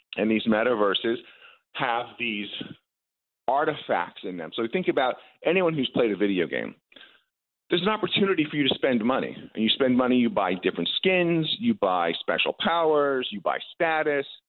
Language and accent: English; Long Island, New York, United States; moved away as an adult; also born or lived in Silicon Valley; I grew up on Long Island